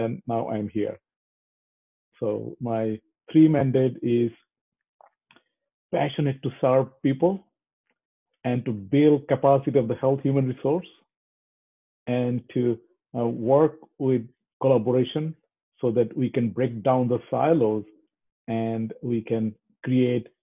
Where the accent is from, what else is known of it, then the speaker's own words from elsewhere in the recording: Bangladesh; moved away as an adult; also born or lived in Thailand; now in Canada; I'm a medical doctor, born and brought up in Bangladesh